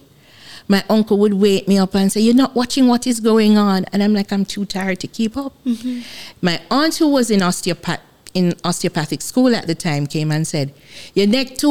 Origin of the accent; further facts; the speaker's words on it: Jamaica; I'm Jamaican.